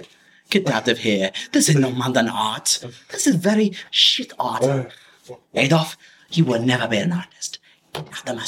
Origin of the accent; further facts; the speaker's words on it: United States; we're from America.